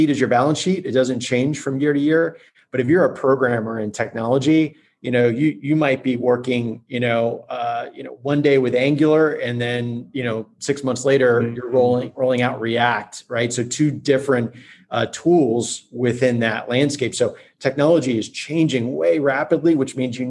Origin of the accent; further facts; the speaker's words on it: Orlando, Florida, United States; I grew up in Orlando. I'm homegrown